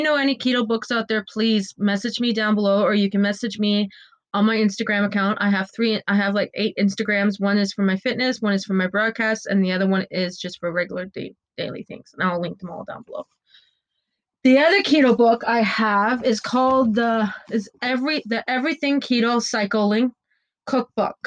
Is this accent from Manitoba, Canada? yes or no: no; Ontario, Canada; we're in lockdown right now in Ontario, where I'm from. I'm from Canada